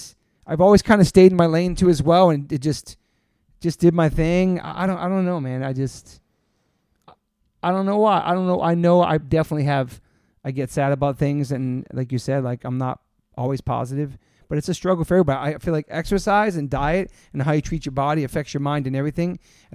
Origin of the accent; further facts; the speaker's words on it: Newport, Rhode Island, United States; also born or lived in Southern Maryland; now in New York, United States; I moved to New York from Southern Maryland. I'd gone to shows in Washington, D.C., and saw some of the greatest concerts. And before that, lived in Newport, Rhode Island, where I grew up